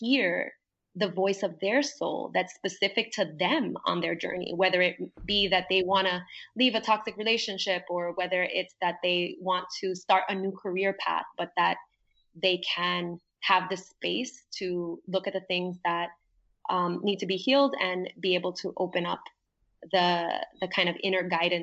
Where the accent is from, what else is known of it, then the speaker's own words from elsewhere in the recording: New York, United States; moved away as an adult; now in Puerto Rico; when I first moved to Puerto Rico, because I grew up in New York